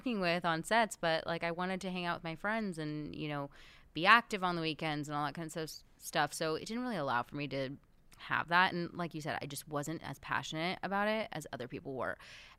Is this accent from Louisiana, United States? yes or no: no; Beverly Hills, California, United States; So, I grew up in Beverly Hills, and everybody's family seemed to be in entertainment, and mine really wasn't.